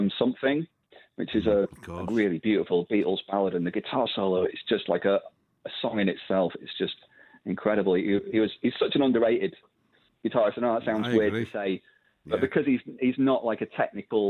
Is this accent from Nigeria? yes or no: no; Blackpool, North West England, United Kingdom; I'm from Blackpool myself